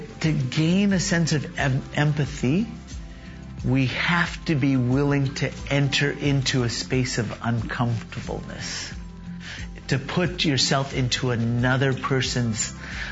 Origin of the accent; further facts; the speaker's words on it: Dallas, Texas, United States; also born or lived in Turkey; now in Linden, United States; I am originally from India, but I was born in Dallas, Texas. Yeah, living and growing up as an Indian in America